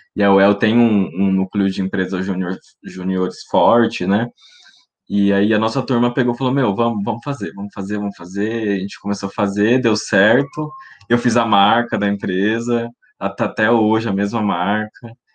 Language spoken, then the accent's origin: Portuguese; Maringá, Paraná, Brazil; also born or lived in Londrina; E eu sou de Maringá, no Paraná, moro aqui no caso, nasci em Londrina, mas moro em Maringá